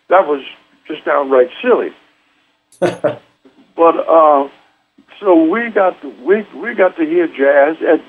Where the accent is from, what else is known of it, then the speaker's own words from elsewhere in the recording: Southeast Texas, United States; moved away; also born or lived in Los Angeles; we're from Southeast Texas